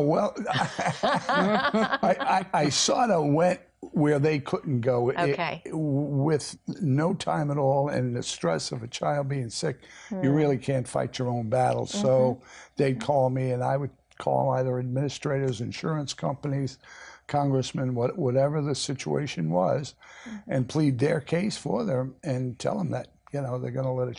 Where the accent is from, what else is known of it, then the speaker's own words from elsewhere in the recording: Brooklyn, New York, United States; now in North Carolina, United States; Brooklyn, New York.